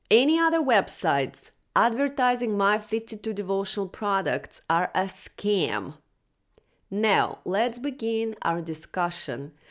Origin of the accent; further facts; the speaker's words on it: Russia; moved away; I was born in Soviet Russia in nineteen eighty-three and grew up during the crash of U S S R and anarchy